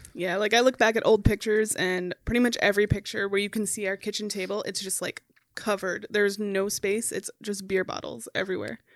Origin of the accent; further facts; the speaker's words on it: Minneapolis, Minnesota, United States; also born or lived in Becker, Minnesota; I grew up in Minneapolis, um, for the first twelve years of my life, and then we moved to Becker in two thousand